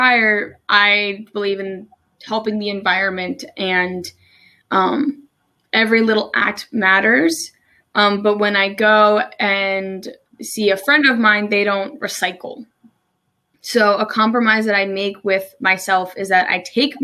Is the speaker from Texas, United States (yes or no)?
no; New Jersey, United States; moved away as an adult; also born or lived in Maryland; now in Salisbury, United States